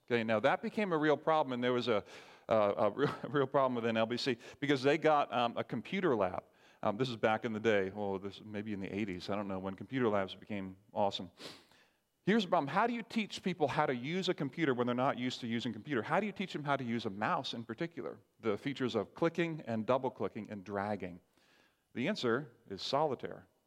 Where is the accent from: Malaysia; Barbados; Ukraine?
Barbados; I grew up in Barbados.